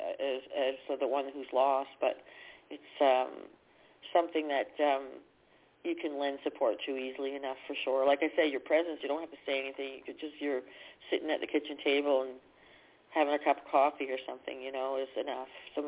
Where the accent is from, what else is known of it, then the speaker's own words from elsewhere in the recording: Canada; I'm from Canada